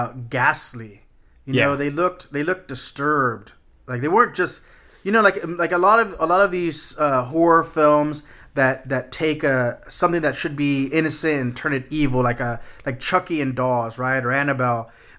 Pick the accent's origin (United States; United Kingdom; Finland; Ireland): United States; Texas; No, man, I'm just from Texas.